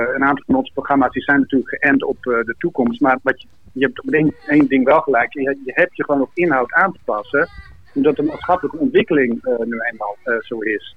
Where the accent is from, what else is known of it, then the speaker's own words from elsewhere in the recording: Netherlands; in Marem, waar ik geboren ben